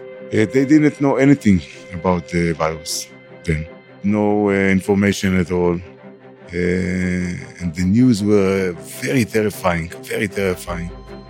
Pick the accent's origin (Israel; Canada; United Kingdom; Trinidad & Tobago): Israel; Migdal HaEmek, Northern District; I'm 53. I have five grandchildren. I'm from Migdal HaEmek.